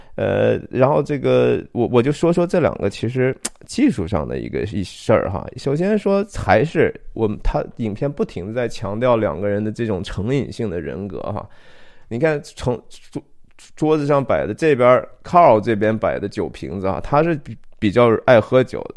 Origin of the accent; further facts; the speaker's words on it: Shanxi, China; 我是山西人哈，我从小有相当长的一段时间